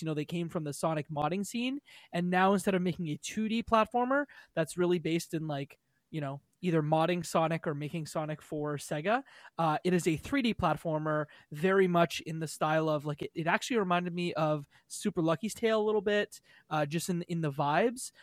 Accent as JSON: {"language": "English", "country": "Canada", "said": "I'm Canadian"}